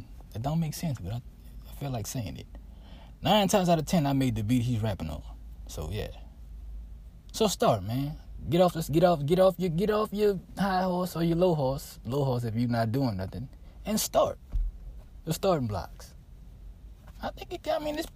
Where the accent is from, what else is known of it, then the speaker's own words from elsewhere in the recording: New Orleans, Louisiana, United States; I'm from New Orleans